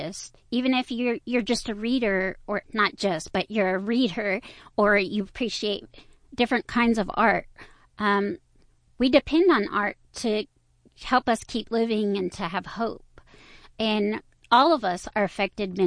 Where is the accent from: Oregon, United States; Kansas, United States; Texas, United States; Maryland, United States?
Texas, United States; Aldine area; I grew up in the Aldean area